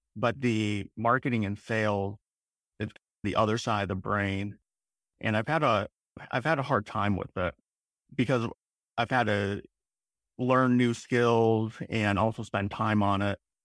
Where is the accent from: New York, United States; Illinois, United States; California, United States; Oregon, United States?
Illinois, United States; Illinois outside Chicago, United States; moved away; I grew up in, in Illinois outside Chicago in a small town